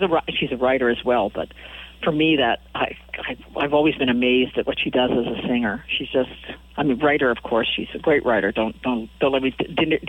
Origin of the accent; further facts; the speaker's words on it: Saskatoon, Saskatchewan, Canada; She's from Saskatoon, where I'm from, Saskatchewan.